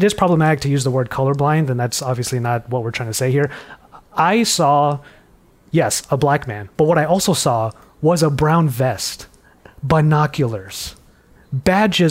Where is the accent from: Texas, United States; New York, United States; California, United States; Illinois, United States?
California, United States; Los Angeles; accent: LA-born American; I mask my LA-born American accent? I was born here